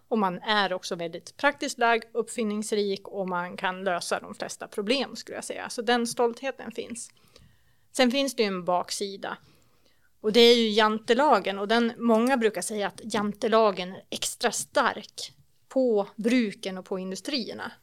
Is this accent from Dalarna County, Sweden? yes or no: yes; Avesta, Dalarna County, Sweden; also born or lived in Borlänge; Jag är från Avesta, men jag har bott många år i Bålänge och även jobbat i Falun tidigare